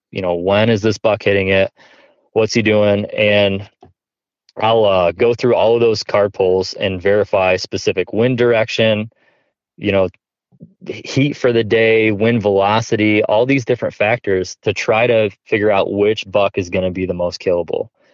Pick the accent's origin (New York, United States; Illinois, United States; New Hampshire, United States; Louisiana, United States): New York, United States; now in Ohio, United States; I grew up obviously in New York, like I talked about, and we just didn't have really big bucks there